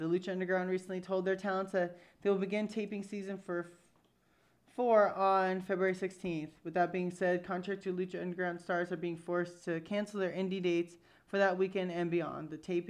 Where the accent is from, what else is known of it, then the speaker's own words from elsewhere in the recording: Jersey City, New Jersey, United States; I'm from Jersey City.